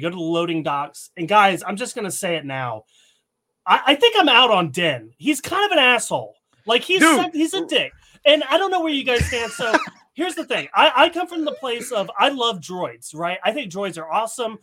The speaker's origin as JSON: {"language": "English", "region": "Tennessee", "country": "United States", "tie": "born or raised there", "said": "I'm from Tennessee, right? I grew up with Southern hospitality."}